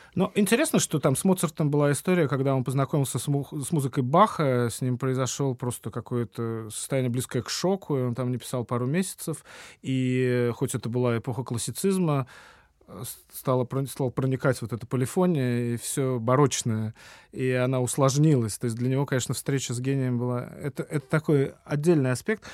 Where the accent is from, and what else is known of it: Saint Petersburg, Russia